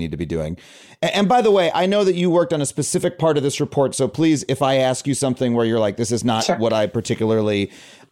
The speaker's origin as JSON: {"language": "English", "country": "United States", "said": "as an American"}